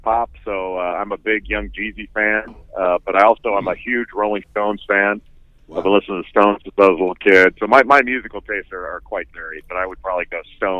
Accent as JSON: {"language": "English", "town": "Los Angeles", "region": "California", "country": "United States", "tie": "born or raised there", "said": "I grew up in Southern California in Los Angeles."}